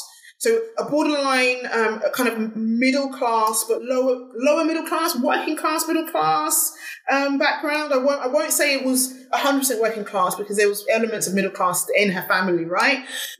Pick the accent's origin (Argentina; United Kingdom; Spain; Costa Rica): United Kingdom; England; In much in the same way, as I can't remove myself from being British because I was born and raised in Britain, in England.